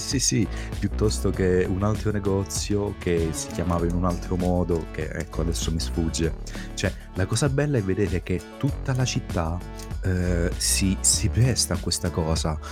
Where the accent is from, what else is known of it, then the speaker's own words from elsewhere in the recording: Southern Italy, Italy; siamo del Sud, tutte e due